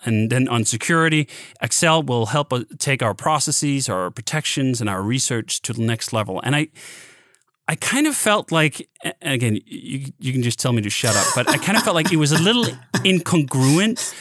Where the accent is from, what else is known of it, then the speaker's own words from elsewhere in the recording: Denmark; now in United States; I grew up in in Denmark